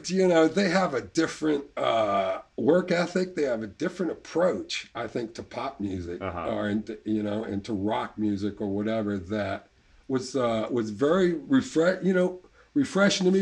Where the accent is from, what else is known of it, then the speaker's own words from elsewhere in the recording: New Orleans, Louisiana, United States; moved away as an adult; also born or lived in England; I'm from I'm from here. I was, yeah. I was born in Ashna, and okay. uh, born and lived uptown